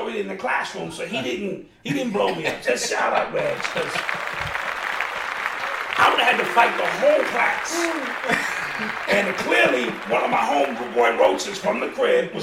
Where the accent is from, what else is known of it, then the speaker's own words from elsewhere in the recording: New York, United States; I was from New York.